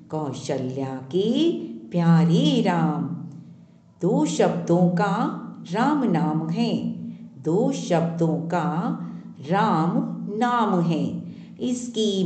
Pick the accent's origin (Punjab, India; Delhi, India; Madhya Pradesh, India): Delhi, India; दिल्ली से हूँ